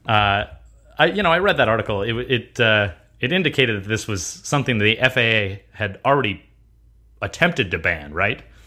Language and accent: English; United States; I was born in America. I'm an American